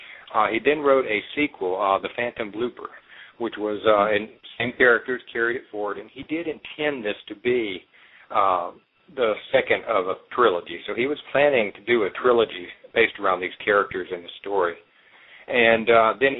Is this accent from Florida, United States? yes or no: no; Alabama, United States; I was born and raised in Alabama